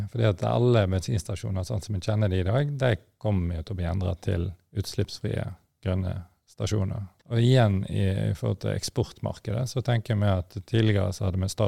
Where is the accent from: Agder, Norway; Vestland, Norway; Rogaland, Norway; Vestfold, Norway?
Vestland, Norway; Stord; jeg kom jo fra olje- og gassindustrien sjøl. Altså, jeg er jo født og oppvokst på Stord, som forhåpentligvis folk hører.